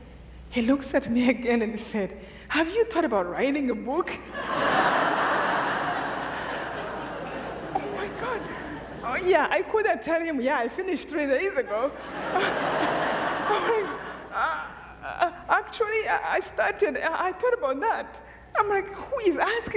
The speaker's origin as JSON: {"language": "English", "country": "Rwanda", "moved": "yes", "said": "I'm from Rwanda"}